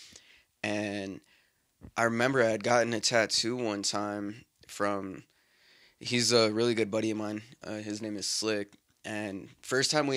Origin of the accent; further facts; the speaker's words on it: Greeley, Colorado, United States; I grew up in Greeley. There's not really much to do in Greeley